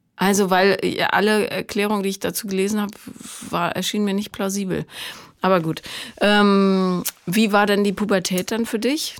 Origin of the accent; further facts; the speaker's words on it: Rhineland, Germany; Ich äh, bin da im Rheinland groß geworden